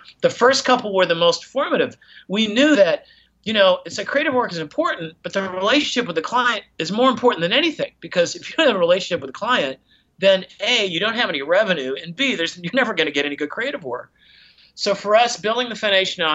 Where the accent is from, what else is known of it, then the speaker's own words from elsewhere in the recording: Portland, Oregon, United States; moved away as an adult; also born or lived in New York City / San Francisco; I'm a kid from Portland, Oregon, living in New York City